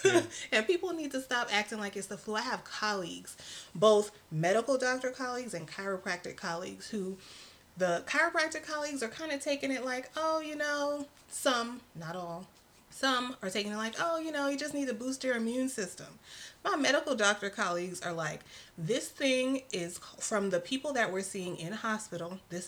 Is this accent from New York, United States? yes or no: yes; New York City, New York, United States; I am not from Cali. {S0} No. {S1} I'm from New York City.